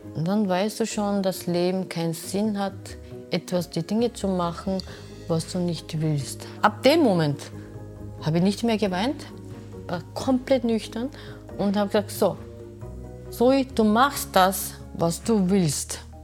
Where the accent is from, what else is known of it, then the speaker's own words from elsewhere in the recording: Busan, South Korea; German is a second language; moved away as an adult; now in Vienna, Austria; Ich bin in Korea, in Busan geboren